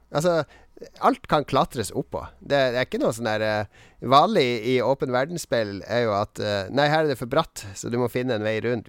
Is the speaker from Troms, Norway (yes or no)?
yes; Harstad, Troms, Norway; moved away; når jeg var hjemme i Harstad